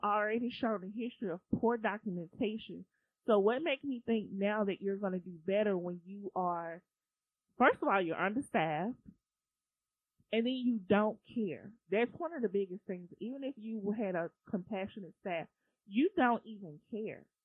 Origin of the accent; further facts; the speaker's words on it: United States; I'm American